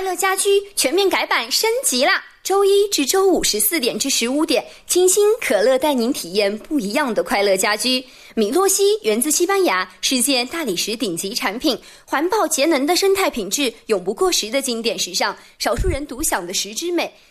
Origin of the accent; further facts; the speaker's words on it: Xi'an, Shaanxi, China; 我西安人